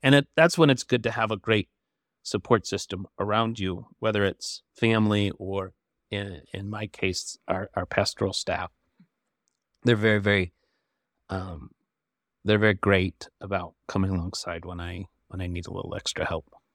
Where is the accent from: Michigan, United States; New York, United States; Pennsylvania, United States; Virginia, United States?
Michigan, United States; now in Flint, United States; I grew up in Michigan